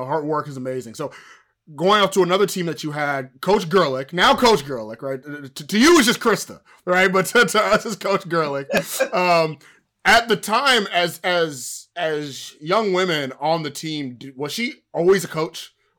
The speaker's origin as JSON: {"language": "English", "town": "Houston", "region": "Texas", "country": "United States", "said": "I'm from Houston"}